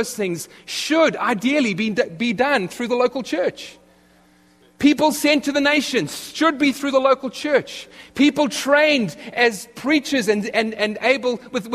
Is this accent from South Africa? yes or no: yes; South Africa; moved away as an adult; now in United States; I come from South Africa, where you order a ham and cheese sandwich